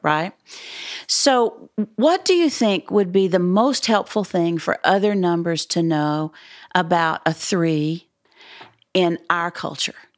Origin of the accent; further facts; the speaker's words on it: Dallas, Texas, United States; I'm from Dallas.